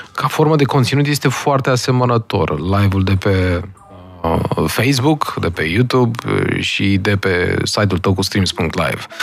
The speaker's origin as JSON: {"language": "Romanian", "country": "Romania", "moved": "as an adult", "lives_now": "Austin, United States", "said": "suntem noi români"}